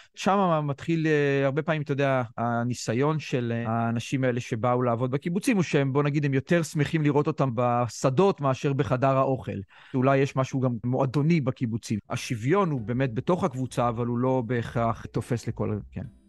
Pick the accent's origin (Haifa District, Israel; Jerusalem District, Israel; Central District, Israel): Jerusalem District, Israel; Jerusalem; אני גדלתי בירושלים